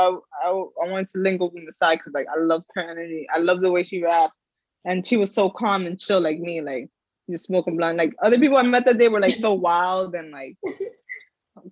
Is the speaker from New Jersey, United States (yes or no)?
yes; New Jersey, United States; I'm from Jersey